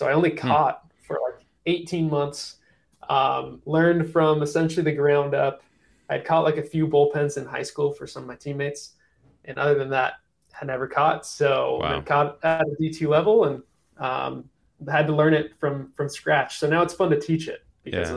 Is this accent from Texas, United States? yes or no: no; Salt Lake City, Utah, United States; moved away as an adult; also born or lived in California; I grew up in Salt Lake City